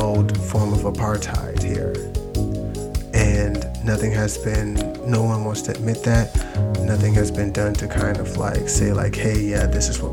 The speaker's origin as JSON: {"language": "English", "country": "United States", "said": "we're some of the most American people that exists, like by birthright"}